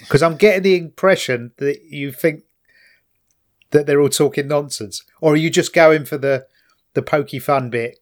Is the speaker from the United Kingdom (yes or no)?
yes; London, United Kingdom; now in Kent, United Kingdom